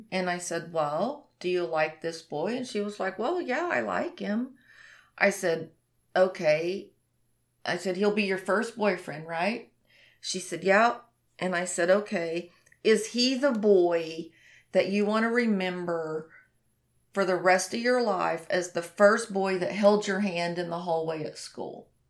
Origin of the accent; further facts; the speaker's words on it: the Bible Belt, United States; I'm from the Bible Belt.